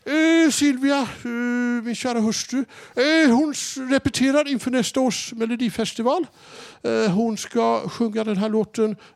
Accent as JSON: {"language": "Swedish", "region": "Norrland", "country": "Sweden", "said": "Upp, hemma i Norrland, jag måste fråga. Där slänger vi inte in massa frukter och massa och, otyg på plan. Där slänger vi in norrlän, pitepalt och, och surströmming."}